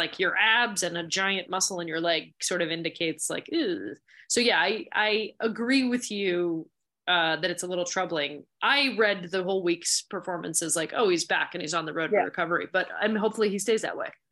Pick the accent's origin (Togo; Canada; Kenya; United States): Canada; Montreal, Quebec; I grew up in Montreal